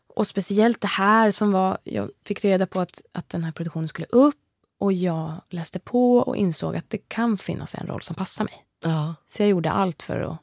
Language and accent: Swedish; Motala, Östergötland, Sweden; Jag har ju musicerat mycket i Östergötland, mm. där jag kommer ifrån, i Motala